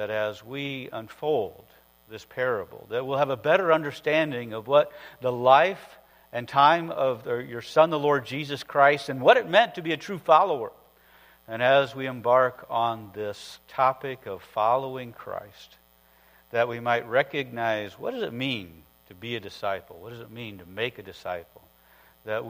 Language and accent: English; northern Iowa, United States; I grew up in the northern part of Iowa